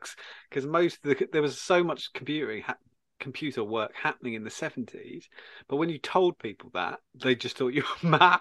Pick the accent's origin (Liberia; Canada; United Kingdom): United Kingdom; Suffolk, East of England; also born or lived in Buckinghamshire; we moved from Buckinghamshire to the wilds of Suffolk